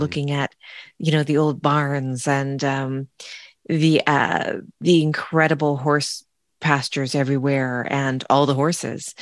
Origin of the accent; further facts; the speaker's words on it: Sonoma, California, United States; moved away; growing up in the Sonoma Valley